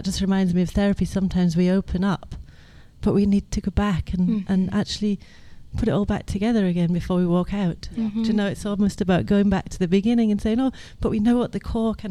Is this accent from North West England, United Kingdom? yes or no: no; Edinburgh, Scotland, United Kingdom; I'm from Edinburgh.